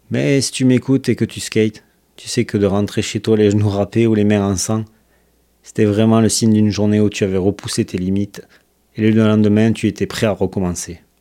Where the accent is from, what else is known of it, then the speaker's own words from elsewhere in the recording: Toulouse, Occitania, France; now in Quebec, Canada; Je suis originaire de Toulouse, dans le sud de la France, et je vis au Québec depuis plus de deux ans maintenant.